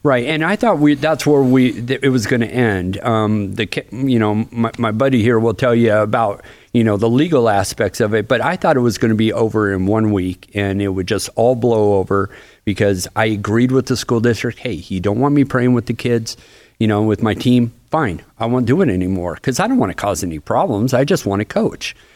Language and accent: English; Bremerton, Washington, United States; moved away as an adult; now in Florida, United States; that's my hometown